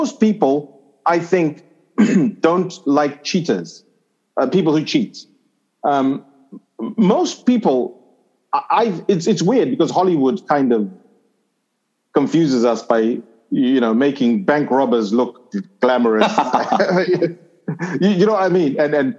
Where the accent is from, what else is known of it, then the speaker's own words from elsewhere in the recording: Zimbabwe; also born or lived in Zambia; in Zimbabwe, I never really fit in the country for a number of reasons. One, I was foreign born. So I was born in Zambia. Two, I didn't speak the vernacular languages in Zimbabwe.